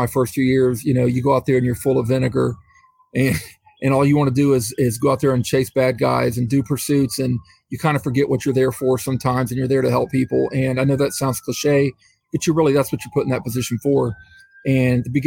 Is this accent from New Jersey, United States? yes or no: no; Middletown, Ohio, United States; I was the police chief here in Middletown, Ohio, which is right by Cincinnati. I was the police chief for 5 years. I was a police officer here in the same city for 30 years. And this is where I live. It's my hometown.